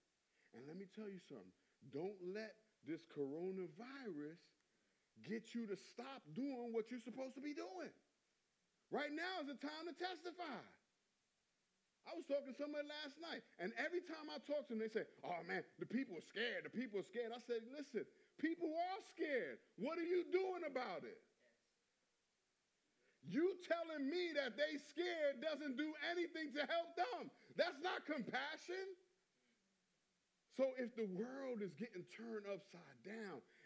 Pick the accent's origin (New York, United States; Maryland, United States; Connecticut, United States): New York, United States; I come from New York